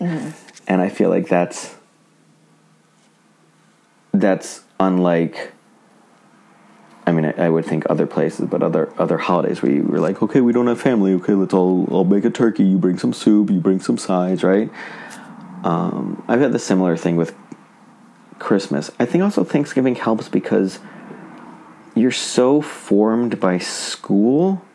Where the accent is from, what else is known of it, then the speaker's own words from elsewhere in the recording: New England, United States; I grew up in New England, so it's a very scenic fall